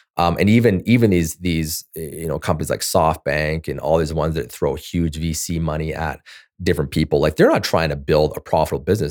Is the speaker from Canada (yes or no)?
yes; Canada; I'm a Canadian